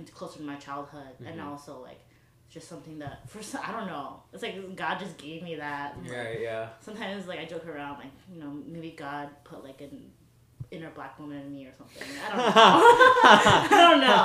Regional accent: Chicago, Illinois, United States; I grew up in the South Side of Chicago, too.

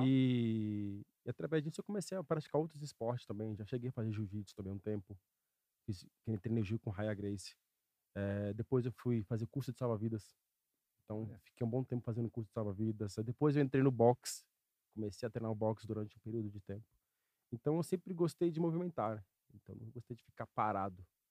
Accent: São Paulo, Brazil; Nascido e criado em São Paulo

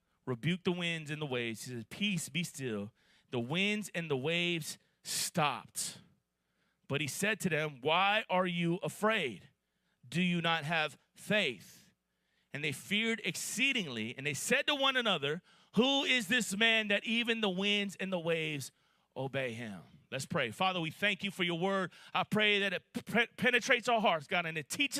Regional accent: Miami, Florida, United States; now in Atlanta, United States; I'm from Miami, Florida, and I moved to Atlanta 22 years ago in the year 2000

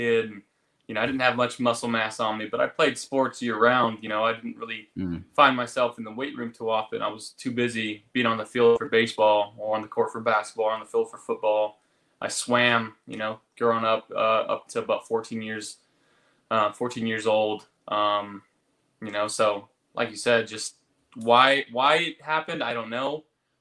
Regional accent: Firebaugh, California, United States; born or raised there; moved away

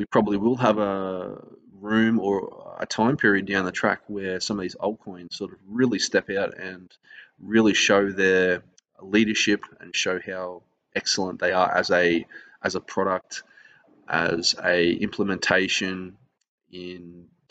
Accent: Australia; I'm an Australian

